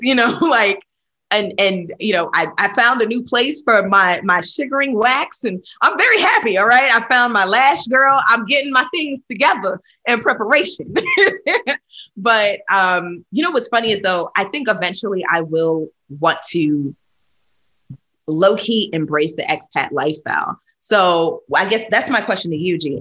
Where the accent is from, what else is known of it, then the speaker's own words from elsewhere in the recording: New York City, New York, United States; moved away as an adult; also born or lived in Atlanta / Nashville; born and raised in New York City